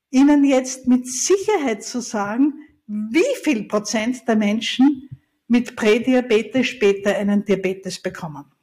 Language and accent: German; Austria; Ich bin ja Österreicherin und ich liebe unsere Berge